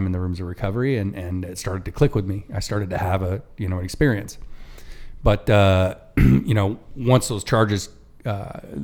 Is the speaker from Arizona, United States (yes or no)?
yes; Phoenix, Arizona, United States; moved away as an adult; I'm from Phoenix. I know Phoenix. I got family here